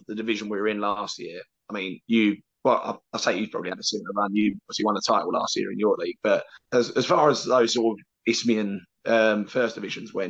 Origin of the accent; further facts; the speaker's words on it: London, United Kingdom; moved away as an adult; now in Canvey Island, United Kingdom; I grew up in London